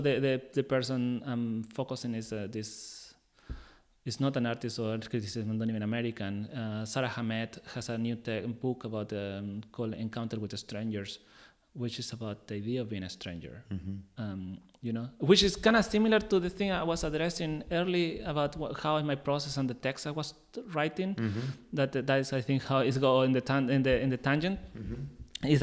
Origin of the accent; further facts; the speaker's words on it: Chile; English is a second language; moved away; I'm from Chile